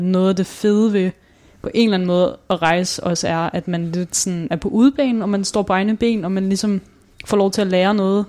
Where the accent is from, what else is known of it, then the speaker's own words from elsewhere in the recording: Svendborg, Southern Denmark, Denmark; now in Copenhagen, Denmark; Jeg er opvokset i Svendborg